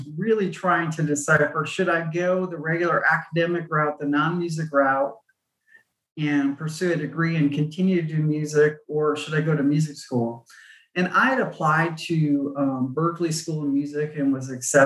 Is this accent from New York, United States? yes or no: yes; Buffalo, New York, United States; I grew up in Buffalo, New York